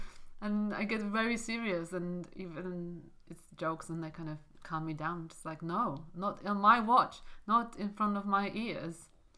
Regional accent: Poland; English is a second language; moved away as an adult; also born or lived in Wales; now in London, United Kingdom; So I have two homes and it's funny because I only spent 2 years in Wales and 18 years in Poland, but I definitely treat them both as like my countries

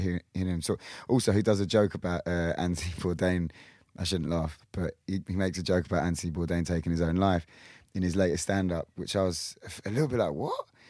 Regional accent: Kingston, London, United Kingdom; we had a McCluskey's in Kingston where I'm from

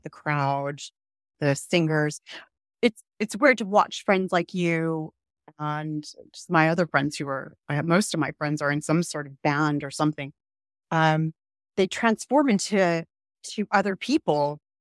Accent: Southern California, United States; now in Herefordshire, United Kingdom; I grew up in Southern California

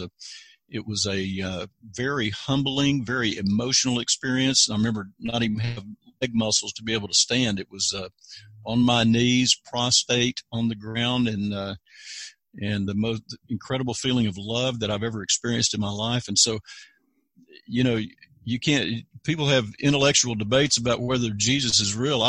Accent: Fayetteville, North Carolina, United States; also born or lived in Cisco, Texas; now in Texas, United States; Fayetteville, North Carolina, next to Fort Bragg, North Carolina, and I was actually born in Cisco, Texas

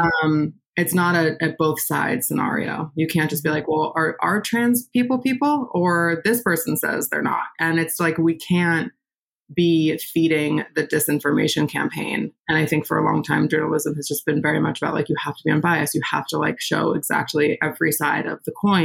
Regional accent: Westchester, New York, United States; moved away as an adult; now in Brooklyn, United States; I was born in Westchester, New York, which is just outside the city

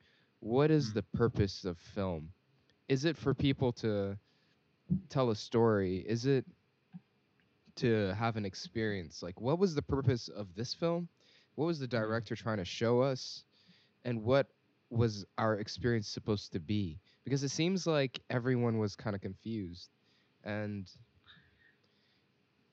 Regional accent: Singapore; we grew up in Singapore

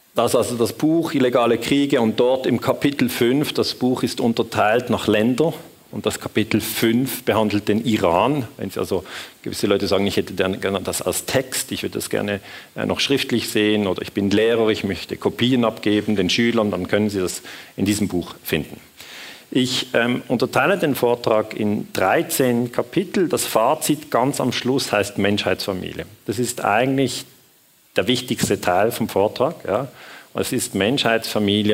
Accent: Switzerland; accent: Swiss; ich bin Schweizer, das hört man vermutlich am Akzent

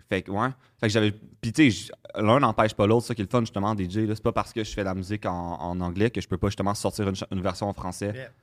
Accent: Saint-Jérôme, Quebec, Canada; je viens de Saint-Jérôme

